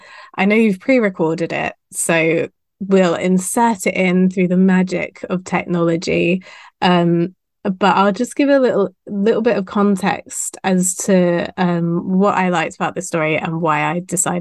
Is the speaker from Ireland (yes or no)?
no; United Kingdom; I'm British.